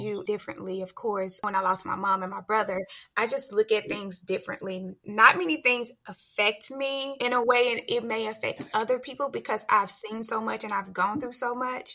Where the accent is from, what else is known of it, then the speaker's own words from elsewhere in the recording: Mississippi Delta, United States; my hometown and we've collectively had great people come out of the Mississippi Delta